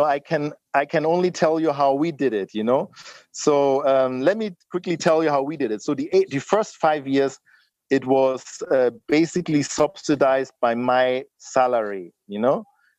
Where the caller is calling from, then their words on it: Lagos, Nigeria; I'm not calling from London or something. I'm really here in Lagos, Nigeria, you know?